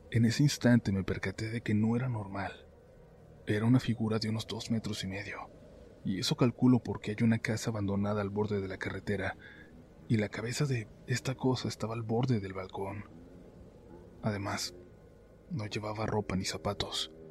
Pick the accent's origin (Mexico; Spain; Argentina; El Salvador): Mexico; Taxco de Alarcón, Guerrero; Soy de Tasco de Alarcón en Guerrero, más precisamente de un barrio en las afueras que se llama Casaguates.